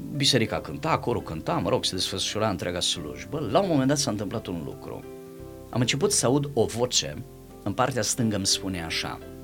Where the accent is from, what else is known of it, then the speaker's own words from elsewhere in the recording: Timișoara, Timiș County, Romania; eu sunt de la Timișoara